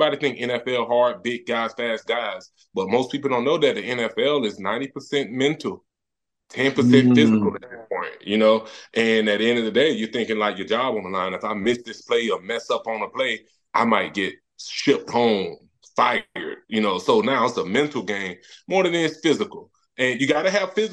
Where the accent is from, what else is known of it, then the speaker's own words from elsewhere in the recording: Tallahassee, Florida, United States; I grew up in Tallahassee